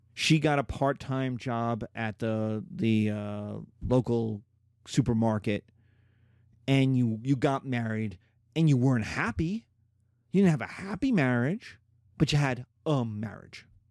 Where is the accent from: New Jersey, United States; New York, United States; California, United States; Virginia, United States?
New York, United States; I'm a New Yorker. I'm an American